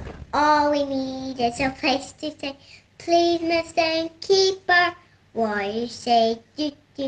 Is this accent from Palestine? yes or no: no; Donegal, Ulster, Ireland; I'm from Donegal